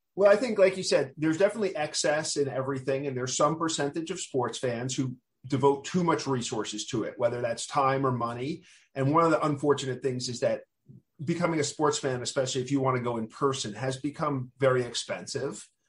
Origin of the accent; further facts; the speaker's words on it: New York City, New York, United States; I grew up in Queens